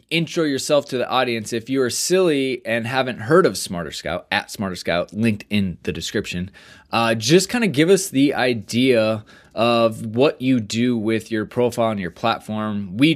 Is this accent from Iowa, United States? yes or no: yes; Iowa, United States; If you don't know, I'm from Iowa.